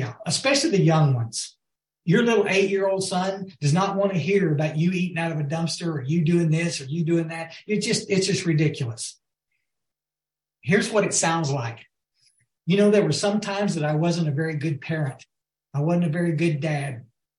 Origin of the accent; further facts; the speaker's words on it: West Texas, United States; also born or lived in Guadalupe River, Texas; We were raised born out in West Texas.